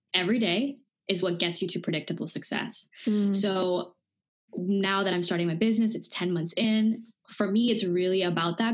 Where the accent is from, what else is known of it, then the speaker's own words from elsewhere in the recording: Dubai, United Arab Emirates; also born or lived in India; I grew up in Dubai, born in India, grew up in Dubai